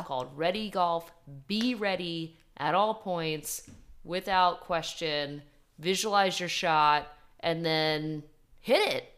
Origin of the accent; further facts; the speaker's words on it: Ridgewood, New Jersey, United States; born in my hometown, shout out Ridgewood, New Jersey